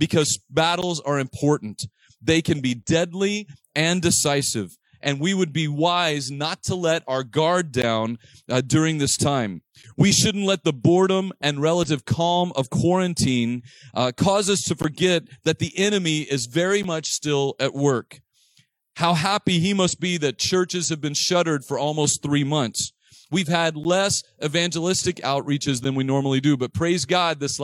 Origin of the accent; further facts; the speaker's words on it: Texas, United States; I grew up on Manassas Street in Texas